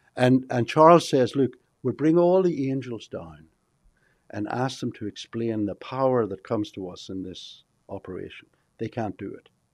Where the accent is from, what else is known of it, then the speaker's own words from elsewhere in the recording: Ireland; moved away as an adult; now in Texas, United States; I come from Ireland.